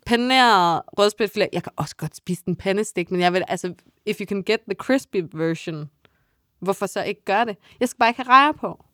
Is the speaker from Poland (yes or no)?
no; Funen, Southern Denmark, Denmark; jeg er Fynbo